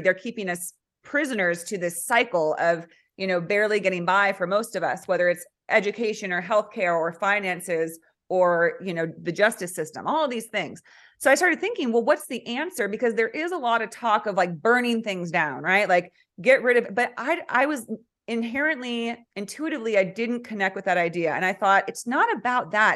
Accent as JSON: {"language": "English", "region": "California", "country": "United States", "also_born_or_lived": "central Oregon", "moved": "yes", "lives_now": "Oregon, United States", "said": "I'm from California. So, and now I'm living in central Oregon"}